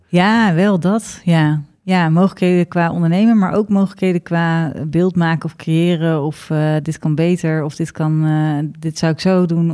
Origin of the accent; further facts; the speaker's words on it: Ede, Gelderland, Netherlands; in ons gezellige Ede